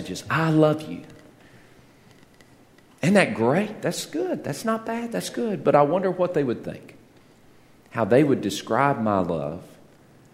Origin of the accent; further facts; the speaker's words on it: Texas, United States; When I was growing up in Texas